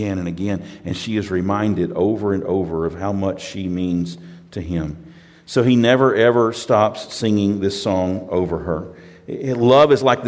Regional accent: United States; I'm from America

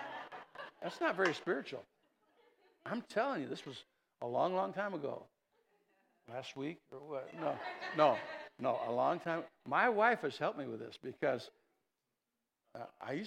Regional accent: East Chicago Heights, Illinois, United States; moved away; I grew up in East Chicago Heights for a while.

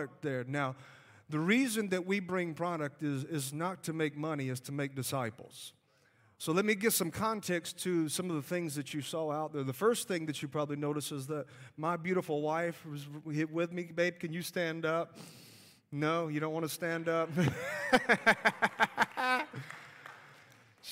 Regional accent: Alabama, United States; accent: Southern; You could tell by my accent, I am from the South. I am from Alabama

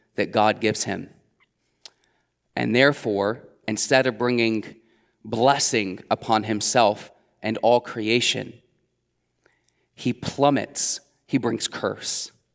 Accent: Middletown, Ohio, United States; I would be born and raised in Middletown, Ohio

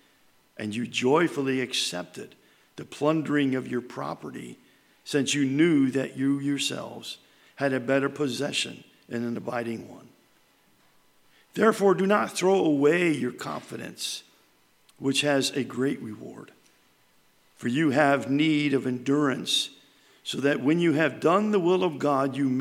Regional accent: New York, United States; moved away; we're from New York. And up there, it's grandma and grandpa. It's not this meemaw, pawpaw, and all this other stuff.

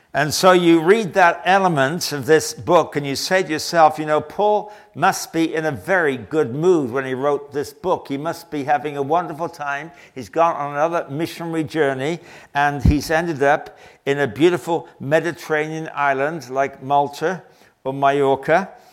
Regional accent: England, United Kingdom; I'm English.

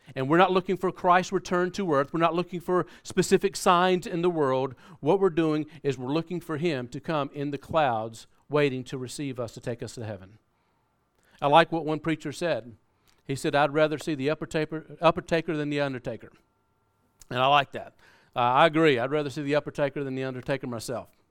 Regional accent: South Carolina, United States; moved away; we're from America. Uh, we, we grew up in South Carolina, and if you haven't been able to pick up on that accent, uh, you'll, you'll probably get it now

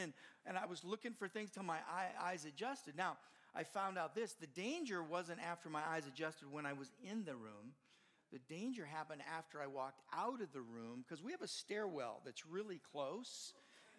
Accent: Southern California, United States; moved away; I grew up in Southern California. Don't hold it against me, but that's where I grew up

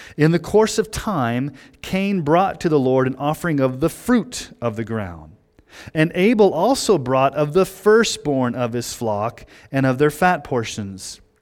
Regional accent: Texas, United States; I grew up in Texas in the seventies and, and, a, and eighties

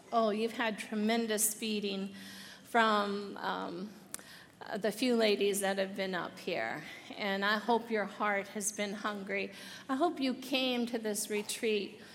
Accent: Muncie, Indiana, United States; I was born in Muncie, Indiana, and I came from a family of seven kids

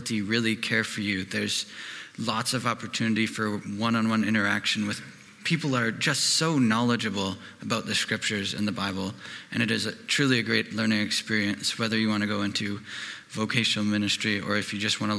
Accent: Cochrane, Alberta, Canada; I'm from Cochrane.

